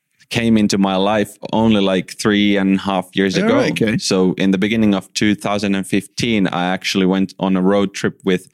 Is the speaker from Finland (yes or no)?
yes; Järvenpää, Uusimaa, Finland; I grew up in Finland in the southern part, smaller town called Järvenpää. And that was really like a nice and safe place to grow in.